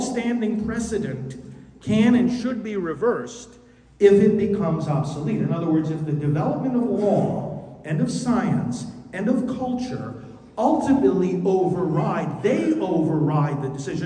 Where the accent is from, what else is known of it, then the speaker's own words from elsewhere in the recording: New York, United States; my home state of New York